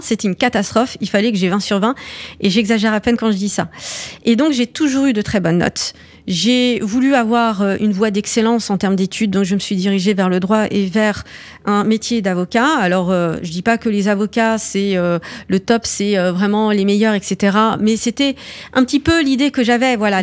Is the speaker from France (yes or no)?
yes; France; mes parents ils sont arrivés dans les années 70. Euh, C'était la vague d'immigration euh, marocaine euh, et euh, pour le coup, je suis née en France